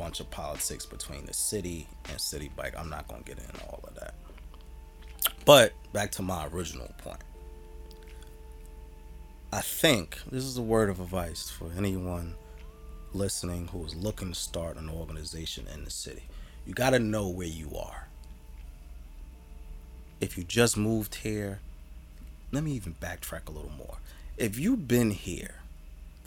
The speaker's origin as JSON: {"language": "English", "town": "Jersey City", "region": "New Jersey", "country": "United States", "said": "we, good brother, you and I, are old Jersey City"}